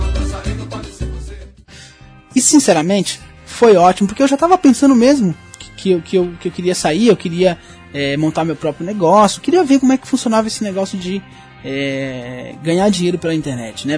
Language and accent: Portuguese; São Paulo, Brazil; eu sou de São Paulo